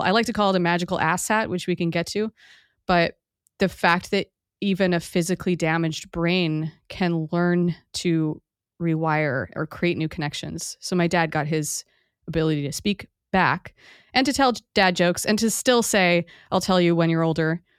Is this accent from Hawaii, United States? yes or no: yes; Hawaii, United States; I grew up in Hawaii